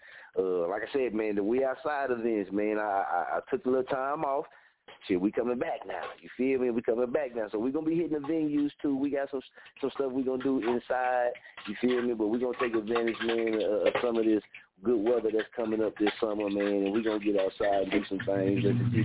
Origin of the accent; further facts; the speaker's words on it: Oklahoma, United States; also born or lived in Wichita, Kansas; This is my hometown